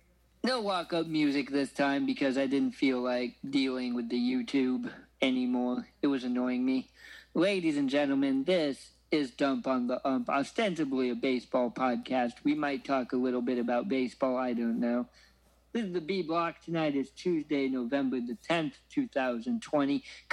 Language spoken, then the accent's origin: English; Oregon, United States; now in Champaign, Illinois, United States; my hometown brewery of Deschutes.